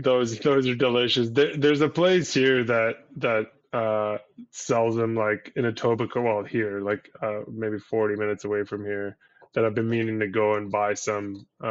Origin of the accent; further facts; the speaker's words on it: Syria; It's like a thing from where I'm from Syria